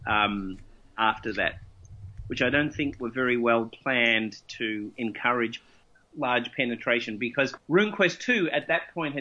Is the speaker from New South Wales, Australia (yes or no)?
no; Melbourne, Victoria, Australia; I grew up in Melbourne, and I did my formative years of being a role player in Melbourne